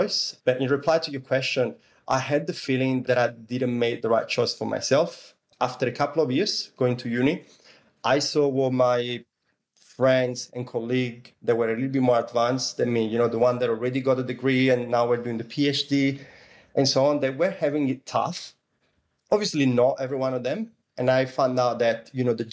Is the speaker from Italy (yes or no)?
yes; Italy; English is a second language; now in Sydney, Australia; as you can probably hear from my accent, I come from Italy, even though I've been living in different cities and traveling all over the world.